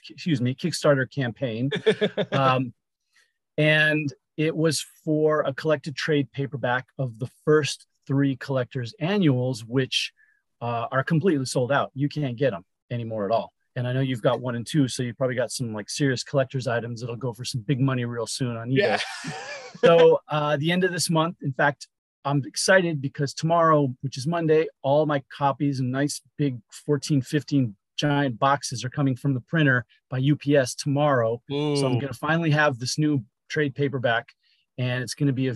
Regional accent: Los Angeles, California, United States; also born or lived in Chicago, Illinois; And then we moved out here to LA.

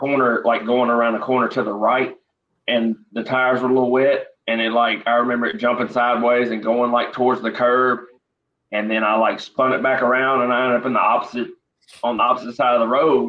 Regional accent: Memphis, Tennessee, United States; also born or lived in Indiana; once I moved away from Indiana when I was about 8 years old and I moved to Memphis

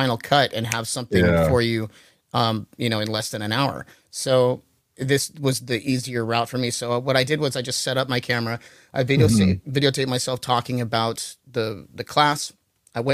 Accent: California, United States; we're from California.

